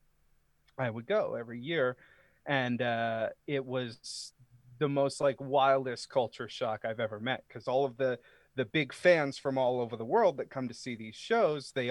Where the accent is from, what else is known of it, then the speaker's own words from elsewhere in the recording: Maine, United States; I grew up in Maine. I'm from the state of Maine